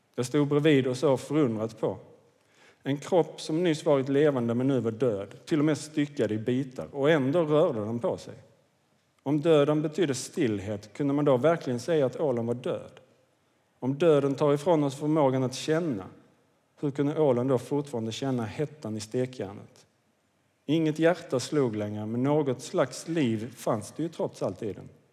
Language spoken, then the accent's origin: Swedish; Kvidinge, Skåne, Sweden; jag växte upp i Kvidinge, det ligger i Åstorps kommun, nordvästra Skåne